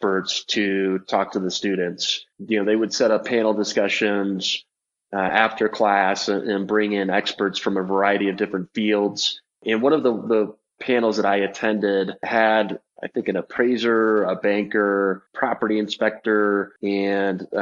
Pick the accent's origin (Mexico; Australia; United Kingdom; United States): United States; San Jose, California; moved away as an adult; now in Colorado, United States; I grew up in San Jose, California